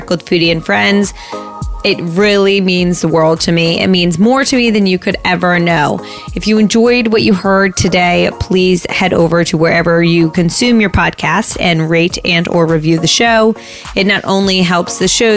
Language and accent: English; Princeton, New Jersey, United States; also born or lived in New York; I was raised in New York until I was 3. And then I moved to New Jersey and I've lived in this house in Princeton for the rest of my New Jersey life